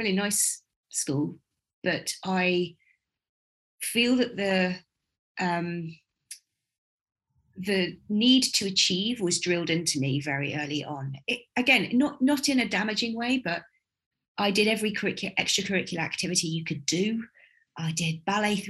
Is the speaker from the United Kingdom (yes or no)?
yes; Buckinghamshire, South East England, United Kingdom; also born or lived in Walthamstow, London; I grew up in Buckinghamshire